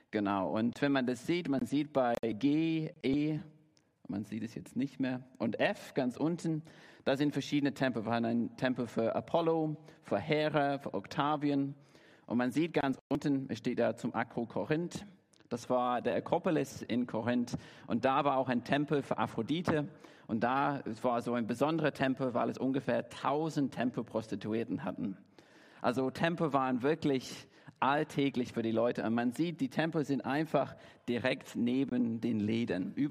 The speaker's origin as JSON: {"language": "German", "town": "Derby", "region": "East Midlands", "country": "United Kingdom", "second_language": "German", "moved": "yes", "lives_now": "Dresden, Germany", "said": "Ich komme ursprünglich aus Derby in England, wohne jetzt in Deutschland seit elf Jahren, bin hier in Dresden seit drei"}